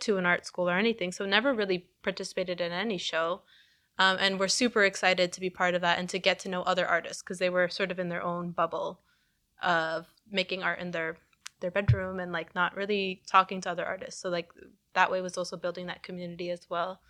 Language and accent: English; Canada; I was born here, but, like, she, by coming here, she gave me the opportunity to live life as a Canadian.